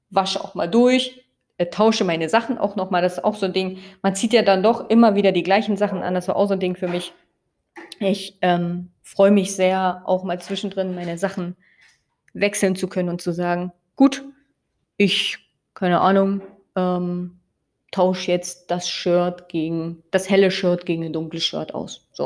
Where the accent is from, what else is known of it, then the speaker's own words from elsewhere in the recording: Brandenburg, Germany; Und ich mag auch meine Heimatstadt sehr gerne und ich liebe es auch einfach durch den Spreewald zu laufen.